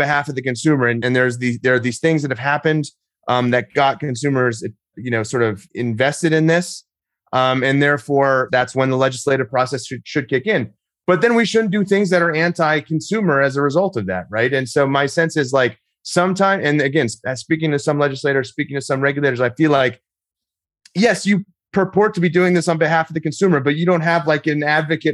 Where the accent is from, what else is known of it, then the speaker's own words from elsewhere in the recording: Texas, United States; I'm in Texas right now. I'm from Texas, and I live here